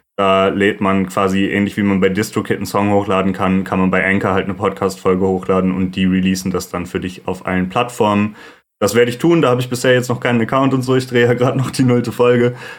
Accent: Lüdenscheid, North Rhine-Westphalia, Germany; also born or lived in Duisburg; now in Cologne, Germany; ich bin geboren 97 in Duisburg und von da aus, als ich ungefähr drei Jahre alt war, sind meine Eltern mit mir zusammen nach Lüdenscheid gezogen. Lüdenscheid im Sauerland ist ein sehr beschauliches kleines Städtchen.

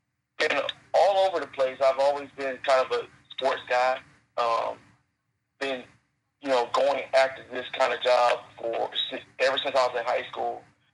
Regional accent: Columbus, Georgia, United States; Columbus is my hometown, born and raised here.

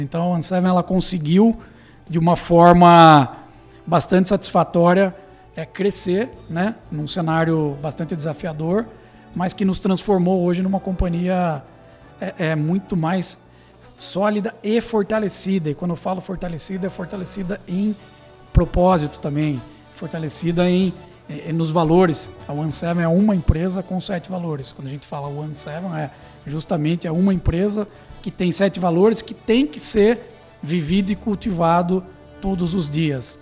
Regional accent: Tatuí, São Paulo, Brazil; nós somos de Tatuí, né? nossa, nossa, nossa origem é de Tatuí, então Sim. somos nascidos aqui

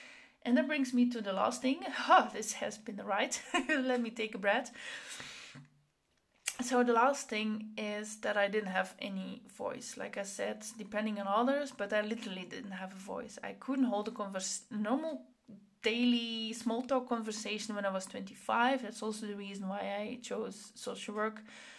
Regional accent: Flanders, Belgium; accent: Flemish; now in Netherlands; I grew up in Belgium, so I have a Flemish, I speak Flemish, and then I moved to the Netherlands, and then I had a Flemish accent.

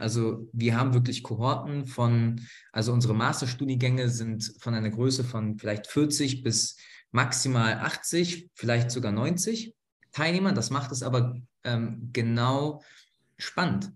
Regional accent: Berlin, Germany; nach Berlin, in meine Heimatstadt

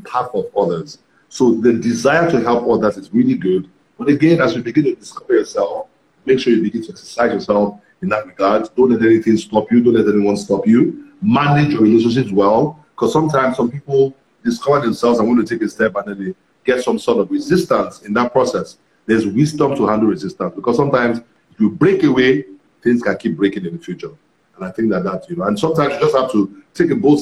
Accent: Ibadan, Oyo, Nigeria; the church I was in when I grew up in Ibadan

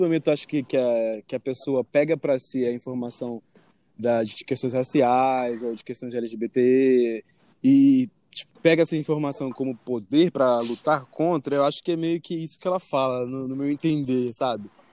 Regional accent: Espírito Santo, Brazil; now in Rio de Janeiro, Brazil; eu moro lá agora, mas eu sou capixaba

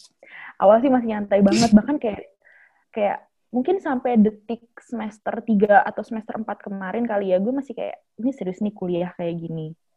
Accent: Bekasi, West Java, Indonesia; Aku dari Bekasi

